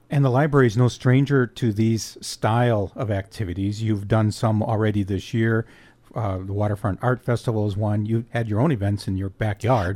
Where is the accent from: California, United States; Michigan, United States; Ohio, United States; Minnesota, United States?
Michigan, United States; Escanaba; Michigan's Upper Peninsula is my home and Escanaba is my hometown.